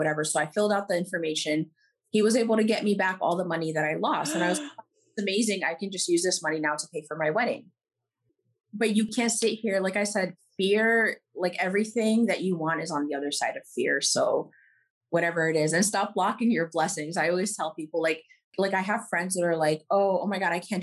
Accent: New York, United States; moved away as an adult; also born or lived in Middle East; now in Los Angeles, United States; born and raised in New York, I did move to the Middle East for a few years when I was a kid. And then we moved back here. And then now I live in Los Angeles

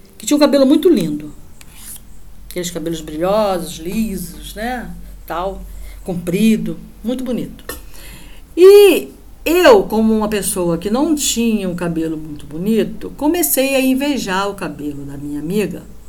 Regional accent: Rio de Janeiro, Brazil; moved away; Aqui onde eu moro não faz muito calor não, mas como boa carioca

